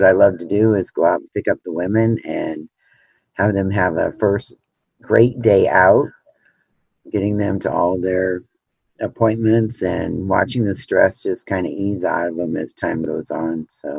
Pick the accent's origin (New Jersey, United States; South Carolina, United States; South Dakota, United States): South Dakota, United States; moved away as an adult; originally I'm from South Dakota, and then I've lived all over the country as an adult.